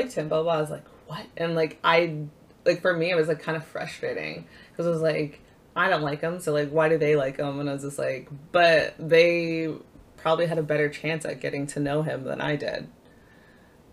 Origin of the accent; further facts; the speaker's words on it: Barrie, Ontario, Canada; also born or lived in Alliston, Ontario; I was born in Alliston, Ontario, which is about 20 minutes outside of Barrie, but I grew up in Barrie